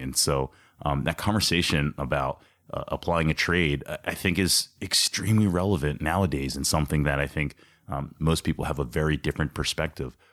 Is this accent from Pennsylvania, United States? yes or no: yes; Ambler, Pennsylvania, United States; Ambler has a very special place in my heart, obviously, uh, being that it's my hometown